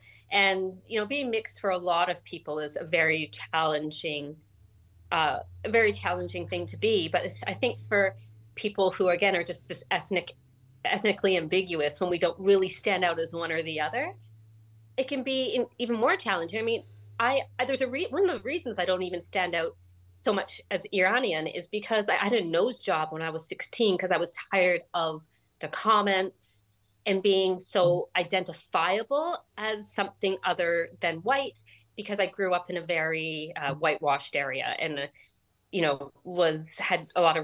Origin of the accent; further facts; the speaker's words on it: Canada; It's just that, you know, really, I grew up in this culture where, you know, while I grew up in Canada, there were a lot of values that I was being, you know, expected to embody that weren't reflective of Western society.